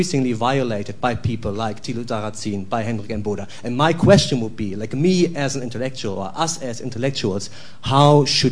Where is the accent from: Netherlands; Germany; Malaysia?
Germany; I'm from Germany